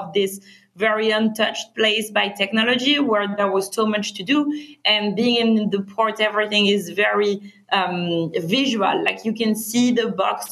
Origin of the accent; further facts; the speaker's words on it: France; accent: French; English is a second language; moved away as an adult; also born or lived in Berkeley, United States; now in Los Angeles, United States; we're both originally from France. We moved to Berkeley for our studies and we met in college